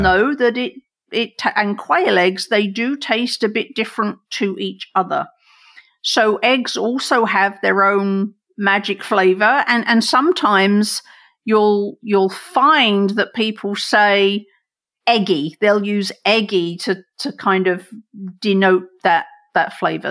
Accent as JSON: {"language": "English", "region": "England", "country": "United Kingdom", "tie": "born or raised there", "moved": "yes", "lives_now": "United States", "said": "I grew up in England and then I moved here"}